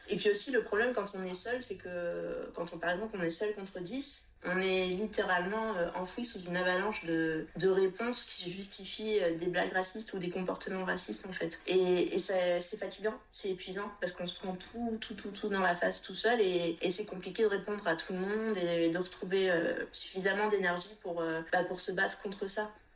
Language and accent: French; Réunion; moved away as an adult; also born or lived in Metropolitan France; now in France; je suis née, j'ai grandi à La Réunion, j'y suis restée jusqu'à mon baccalauréat